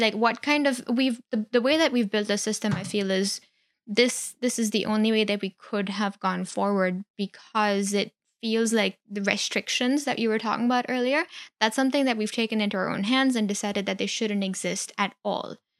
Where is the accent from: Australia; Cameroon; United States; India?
India; moved away; I grew up in India